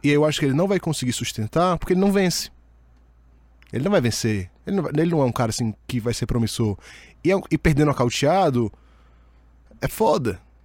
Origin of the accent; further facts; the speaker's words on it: Ceará, Brazil; also born or lived in Fortaleza; sou do Ceará